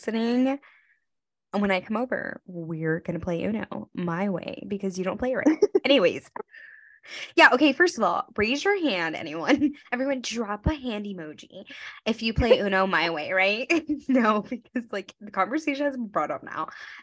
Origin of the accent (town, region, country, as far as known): Grand Prairie, Texas, United States; born or raised there; moved away as an adult; now in New York, United States